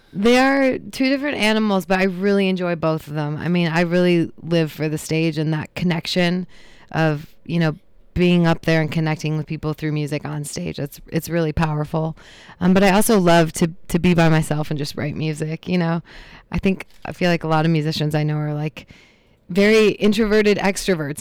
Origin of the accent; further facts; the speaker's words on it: Traverse City, Michigan, United States; moved away as an adult; also born or lived in Boston / Los Angeles; now in Pittsburgh, United States; I was born and raised in Traverse City